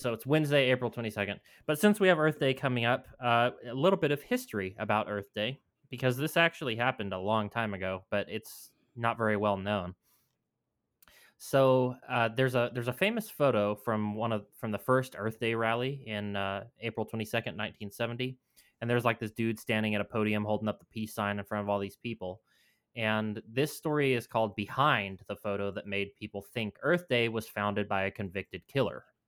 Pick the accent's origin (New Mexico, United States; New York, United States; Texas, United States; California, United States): New Mexico, United States; New Mexico, my home state